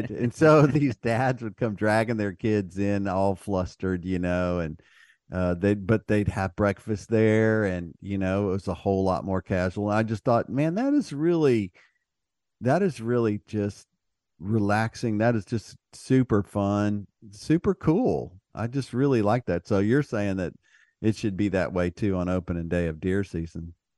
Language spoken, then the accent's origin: English; Texas, United States; being a Texan